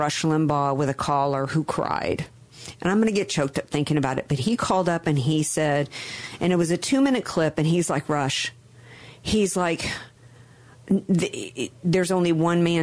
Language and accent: English; Deep South, United States; I grew up in the Deep South